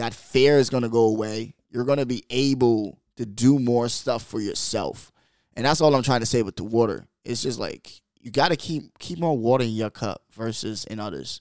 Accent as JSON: {"language": "English", "country": "Bahamas", "moved": "yes", "said": "I come from the Bahamas, man. Like, we're third world"}